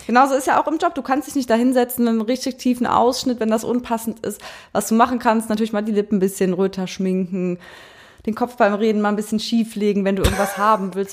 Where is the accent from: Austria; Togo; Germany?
Germany; Eifel, Rhineland-Palatinate; moved away; also born or lived in Cologne; Wir kommen ja aus der Eifel.